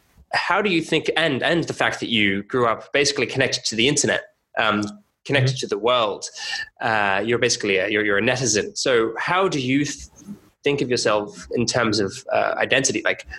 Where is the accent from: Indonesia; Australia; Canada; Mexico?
Australia; moved away; I'm from Australia. I lived in a number of different countries.